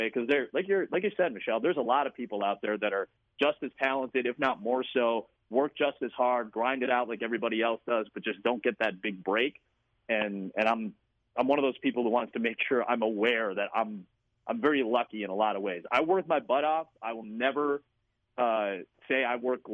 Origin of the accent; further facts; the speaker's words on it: Chicago, Illinois, United States; moved away as an adult; also born or lived in Iowa; I come from Chicago. I come from a very diverse place